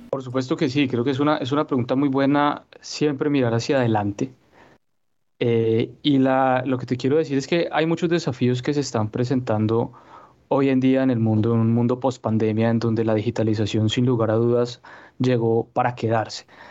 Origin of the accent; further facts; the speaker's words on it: Colombia; nosotros prácticamente somos una inversión del Estado colombiano a largo plazo que le damos un retorno a, a nuestros connacionales y al Estado